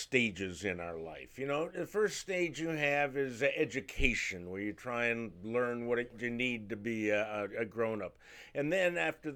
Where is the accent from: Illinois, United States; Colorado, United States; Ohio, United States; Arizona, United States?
Ohio, United States; Cleveland; my hometown of Cleveland, Ohio